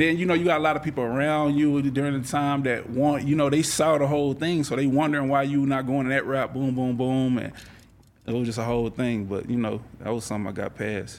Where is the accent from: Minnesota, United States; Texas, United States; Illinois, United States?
Texas, United States; I grew up in around the Texas, you know, all that, and that was just the culture around me at that time.